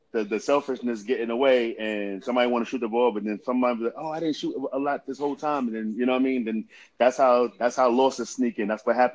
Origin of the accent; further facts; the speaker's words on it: Idaho, United States; because I came from Southern Idaho, so, the program that we had in Southern Idaho, when we was working out, we was getting after it